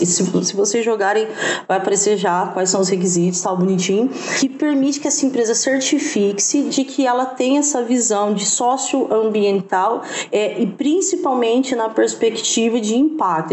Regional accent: Franca, São Paulo, Brazil; now in Ribeirão Preto, Brazil; Eu sou de Franca, eu tô aqui em Ribeirão Preto, mas eu sou de Franca

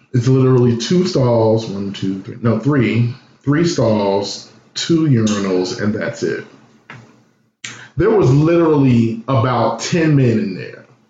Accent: Chicago, Illinois, United States; I grew up, born and raised in Chicago downtown

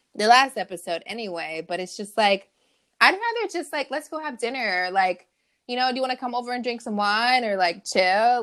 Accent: California, United States; I'm from California

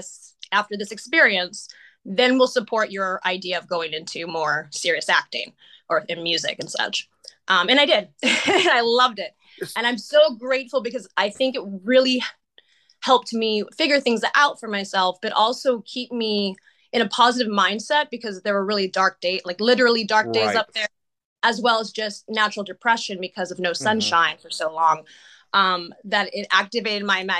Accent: Santa Rosa, California, United States; moved away as an adult; also born or lived in Los Angeles; I eventually went to a theater arts program in the Santa Rosa Junior College, in my hometown

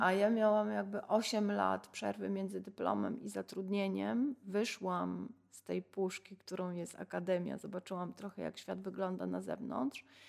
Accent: Sanok, Subcarpathian Voivodeship, Poland; ja się urodziłam w Sanoku

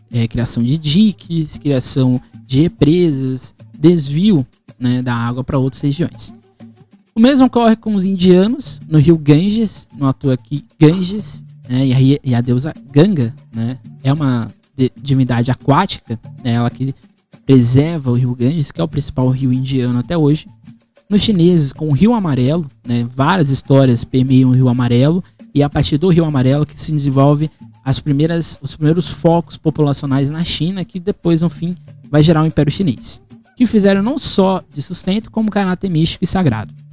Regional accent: Brazil

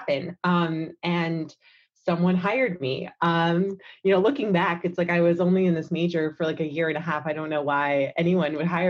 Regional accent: New York, United States; I grew up in New York

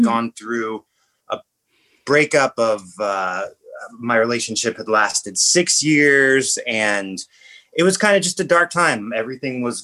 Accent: Southern California, United States; I was growing up in Southern California

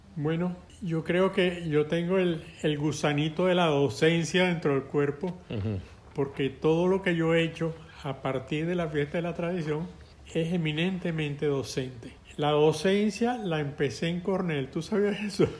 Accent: Caracas, Capital District, Venezuela; Yo soy un caraqueño que conoce las playas cercanas a Caracas

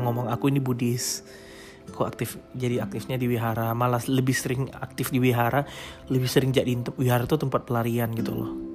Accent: Makassar, South Sulawesi, Indonesia; now in Samarinda, Indonesia; Jadi aku lahir di Makassar. Aku anak tunggal. Nah, aku nggak punya saudara sama sekali. Aku saat ini tinggal di Samarinda. Asliku sebenarnya di Makassar

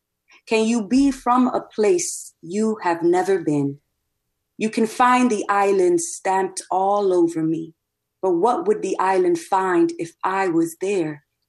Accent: United States; accent: American; In the US, my accent and my skin color and my hair and just the cultural icons that I know or find important are not the same as what it seems like the mainstream lifts up. But then if I go to DR, like I'm the gringa cousin. I'm the one who has an American accent.

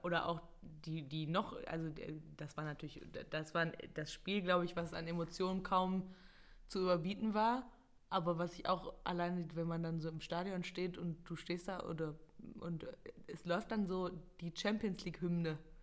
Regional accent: Mönchengladbach, North Rhine-Westphalia, Germany; ich bin halt in Gladbach geboren und habe schon immer quasi eigentlich, bis ich dann irgendwann ausgezogen bin, äh, im gleichen Haus gewohnt

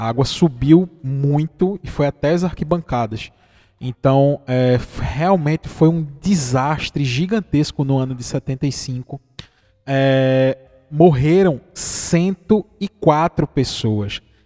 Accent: Pernambuco, Brazil; como pernambucano

